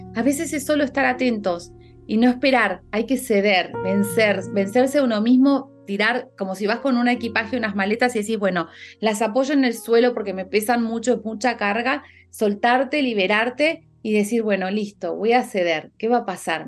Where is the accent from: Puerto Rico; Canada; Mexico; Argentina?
Argentina; now in Spain; yo como argentina, que estoy viviendo en España